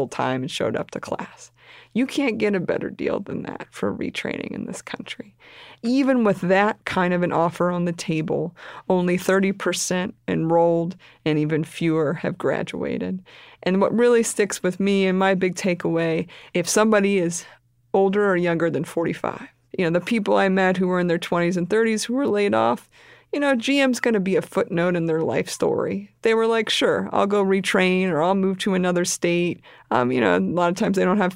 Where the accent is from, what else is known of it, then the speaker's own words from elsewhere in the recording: Pennsylvania, United States; It's my home state